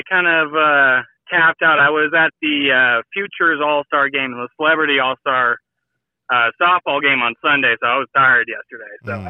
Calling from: Colorado, United States; calling from Colorado.

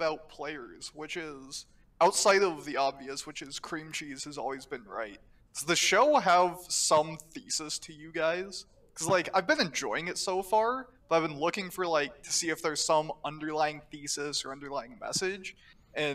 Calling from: Washington, United States; Just south of Seattle.

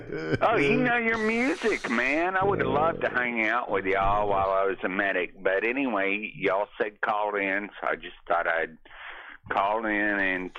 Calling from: Austin, Texas, United States; yeah. Man. I'm calling you from Central Texas, the ATX.

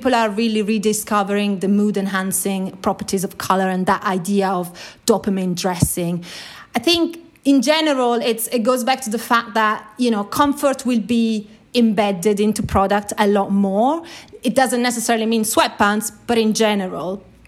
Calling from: London, United Kingdom; I'm calling from London.

